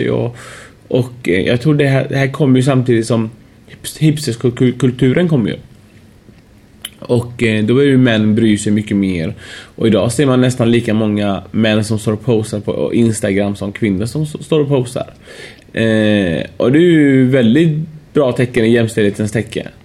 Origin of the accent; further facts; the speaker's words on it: Iran; also born or lived in Uddevalla, Sweden; now in Sweden; jag är iranier vet du, vi, vi, får ju hår tidigt.